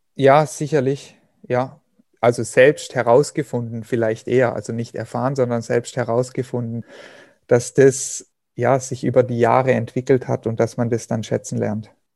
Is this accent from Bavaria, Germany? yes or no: no; Hochschwarzwald, Baden-Württemberg, Germany; meine Heimat, den Hochschwarzwald